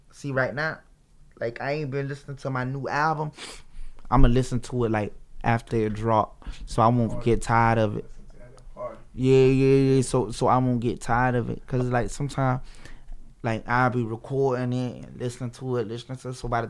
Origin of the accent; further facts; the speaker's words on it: Florida, United States; Broward County.